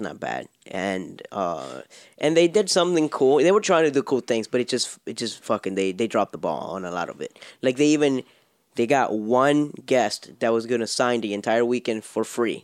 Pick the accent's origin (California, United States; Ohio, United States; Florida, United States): Florida, United States; Miami; I'm from Miami